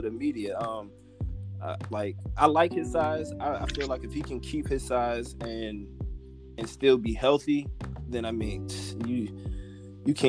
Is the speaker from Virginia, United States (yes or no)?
yes; Richmond, Virginia, United States; now in Charlotte, United States; born and raised in Richmond, currently residing in Charlotte, North Carolina